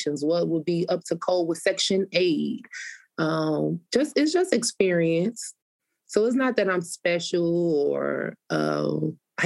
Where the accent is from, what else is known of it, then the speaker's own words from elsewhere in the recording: Chicago, Illinois, United States; I was born and raised on the South Side.